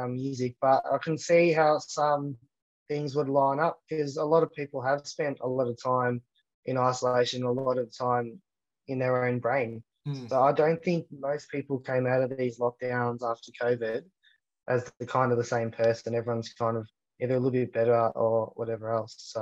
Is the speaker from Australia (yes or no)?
yes; Australia